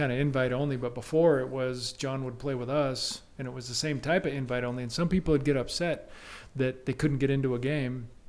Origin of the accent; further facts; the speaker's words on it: Tacoma, Washington, United States; moved away as an adult; now in Spokane, United States; growing up in Tacoma after my freshman year at Gonzaga. I went back to Tacoma for the summer